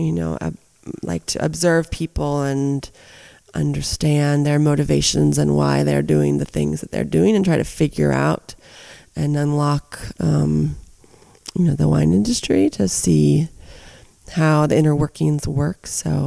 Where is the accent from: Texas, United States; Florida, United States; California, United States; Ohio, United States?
California, United States; Summerland; moved away as an adult; now in Calistoga, United States; I'm from Southern California. I'm from Santa Barbara, a little town south of Santa Barbara called Summerland.